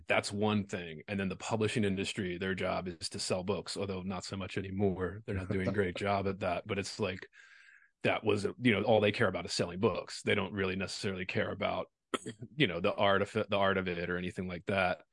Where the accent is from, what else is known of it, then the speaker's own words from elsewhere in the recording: Baltimore, Maryland, United States; moved away as an adult; also born or lived in Louisiana; now in Las Vegas, United States; I'm from Baltimore originally. I did. I went to undergrad in Baltimore